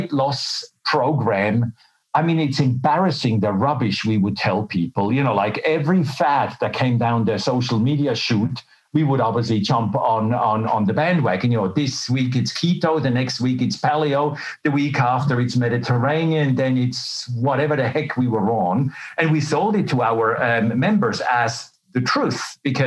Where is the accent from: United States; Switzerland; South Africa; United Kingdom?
Switzerland; moved away as an adult; also born or lived in Melbourne, Australia; now in Australia; But I was born and raised in Switzerland. And then as a young adult, I left for Australia.